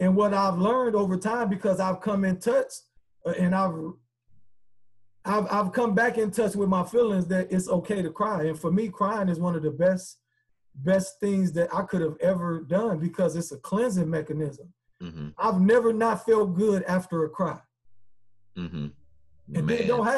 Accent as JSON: {"language": "English", "town": "Chicago", "region": "Illinois", "country": "United States", "said": "You know, I mean, I'm from Chicago, man. I'm a hustler."}